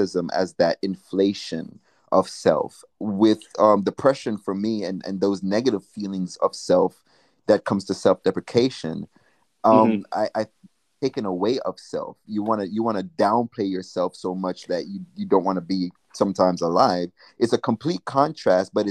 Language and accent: English; Jamaica; now in United States; when I grew up in Jamaica